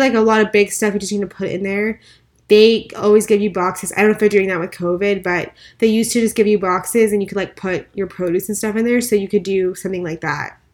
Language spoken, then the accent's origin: English; El Paso, Texas, United States; moved away; We grew up in El Paso, so pretty much, like, Arizona climate